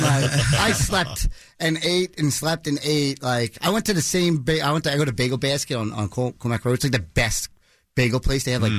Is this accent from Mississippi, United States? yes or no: no; Shirley, New York, United States; Well, I am a Long Island boy, but I grew up in Shirley. I went to Longwood.